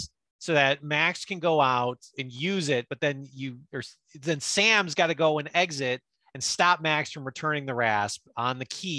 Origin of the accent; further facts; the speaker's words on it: Canada; So then I decided I didn't want to do the drafts, and I'm from Canada.